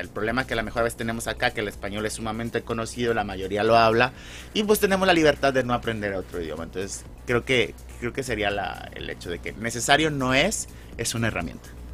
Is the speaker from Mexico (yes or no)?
yes; Mexico; moved away; como mexicano